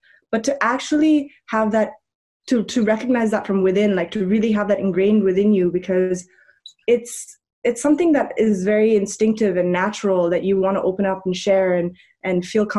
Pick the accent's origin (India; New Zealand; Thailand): India; Auroville, Tamil Nadu; also born or lived in Germany; I'm half Indian, half German. I was born in Germany and my mother moved to Oroville when I was like 3 months old. And so I really grew up in Oroville. Like, I lived in a community called Pichandikulam, which is a very forested area in Oroville.